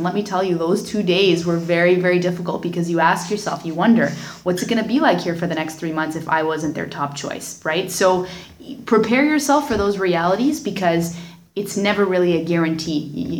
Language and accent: English; Windsor, Ontario, Canada; I think mostly Windsor is my hometown